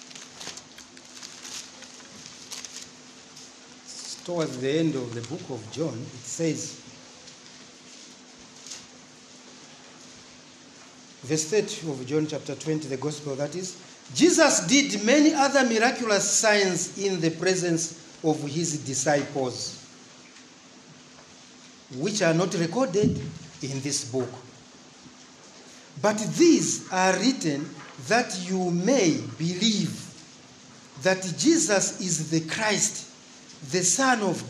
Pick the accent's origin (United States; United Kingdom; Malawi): Malawi; Mangochi, Southern Region; also born or lived in Chingola, Zambia; I'm Ngoni from Fort Johnson, not Chipata, Fort Johnson